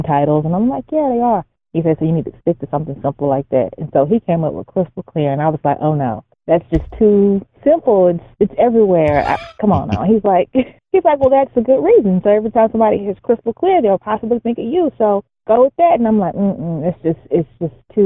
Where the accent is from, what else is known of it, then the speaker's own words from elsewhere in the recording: Houston, Texas, United States; now in Dallas, United States; grew up in Houston, Texas.